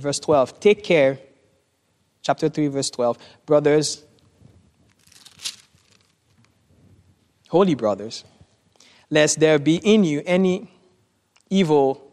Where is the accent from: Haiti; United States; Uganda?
Haiti; moved away; I grew up in Haiti